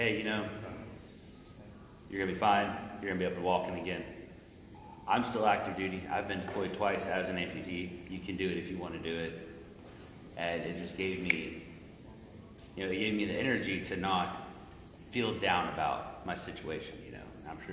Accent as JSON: {"language": "English", "region": "Texas", "country": "United States", "said": "I'm from Texas"}